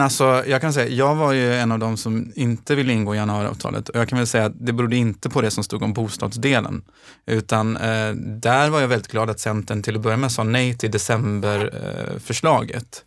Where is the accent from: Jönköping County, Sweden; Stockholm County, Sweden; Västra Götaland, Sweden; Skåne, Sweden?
Västra Götaland, Sweden; Gothenburg; also born or lived in Gårdsten, Gothenburg; Jag kommer från Tynnered i Göteborg, ett socialt utsatt område